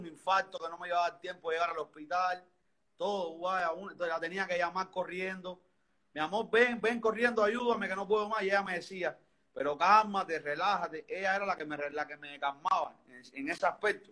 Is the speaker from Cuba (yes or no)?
yes; Havana, Cuba; Soy aquí de Cuba, soy de Cuba, vivo en El Vedado, Habana, en La Habana